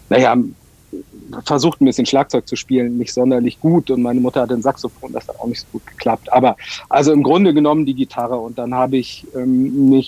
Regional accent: Munich, Bavaria, Germany; ich als Münchner habe das, hab das gerade gesagt

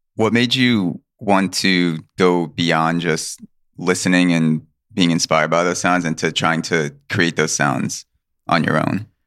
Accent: Long Island, New York, United States; I came from Long Island, very suburban, middle class, and I didn't grow up next to that dichotomy

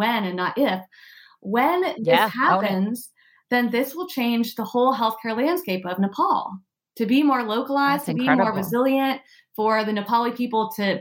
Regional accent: United States; also born or lived in Oregon; I'm American

